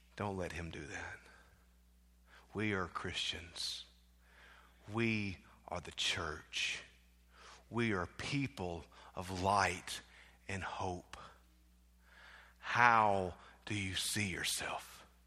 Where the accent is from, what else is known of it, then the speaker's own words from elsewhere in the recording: South Mississippi, United States; growing up in South Mississippi, in that southwest corner of the world